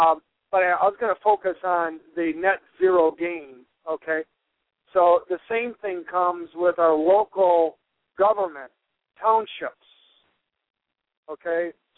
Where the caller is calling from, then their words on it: Traverse City, Michigan, United States; I'm calling from northern Michigan, the Traverse City area.